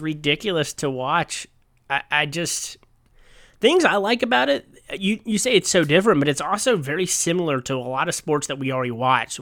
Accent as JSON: {"language": "English", "country": "United States", "said": "as an American"}